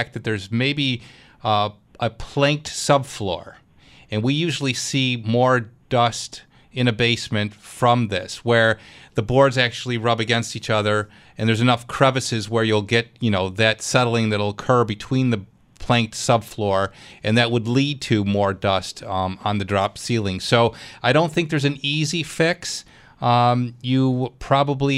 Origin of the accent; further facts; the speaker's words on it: Clarence, New York, United States; Clarence, my hometown